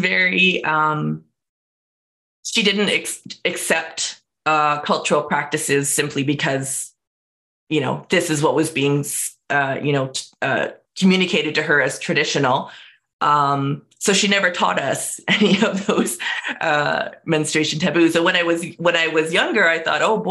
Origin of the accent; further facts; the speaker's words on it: Canada; also born or lived in United States / Nicola Valley, British Columbia, Canada; I grew up in Canada. And in the United States, but we'll talk about Canada here because that's where I live